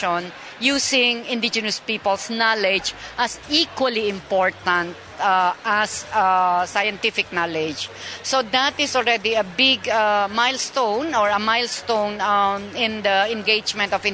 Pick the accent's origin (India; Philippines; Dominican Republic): Philippines; I am a Kankanae from the Philippines